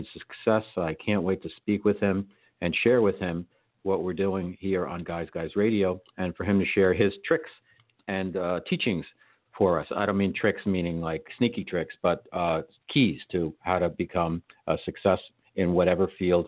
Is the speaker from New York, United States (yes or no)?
yes; New York, United States; I'm a New Yorker